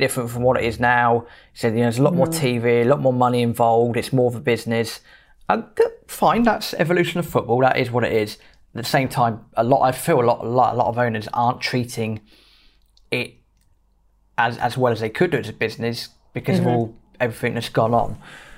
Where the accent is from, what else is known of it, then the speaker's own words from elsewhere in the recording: England, United Kingdom; we're British, we're English